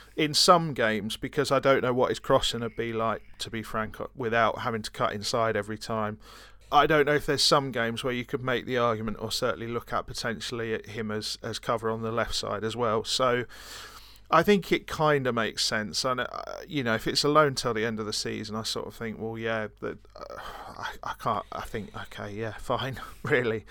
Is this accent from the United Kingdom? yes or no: yes; Brighton, South East England, United Kingdom; I'm from Brighton, so, you know, technically that's a different country to Yorkshire